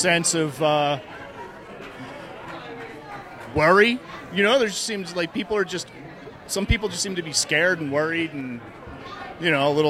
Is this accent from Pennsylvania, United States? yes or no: yes; Philadelphia, Pennsylvania, United States; now in Arvada, United States; Originally from Philadelphia.